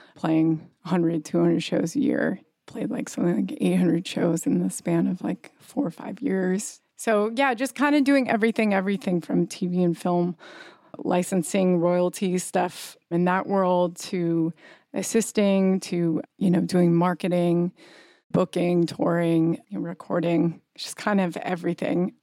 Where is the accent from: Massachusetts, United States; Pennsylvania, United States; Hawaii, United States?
Hawaii, United States; Kauai; now in New York, United States; I grew up partly on Kauai, Hawaii